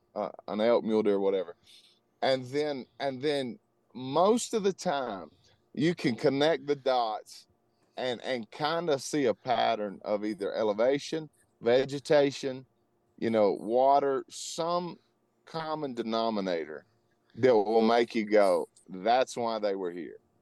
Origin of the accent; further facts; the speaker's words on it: Louisiana, United States; moved away as an adult; now in Colorado, United States; I was born and raised in Louisiana, grew up hunting hogs and white-tailed deer